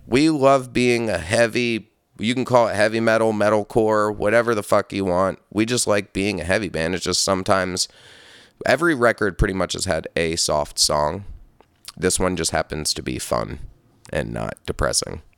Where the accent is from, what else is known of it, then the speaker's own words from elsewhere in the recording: Hudson Valley, upstate New York, United States; also born or lived in Brooklyn, New York; I grew up in upstate New York. I grew up in the Hudson Valley near, like, Poughkeepsie in that scene in between that and Albany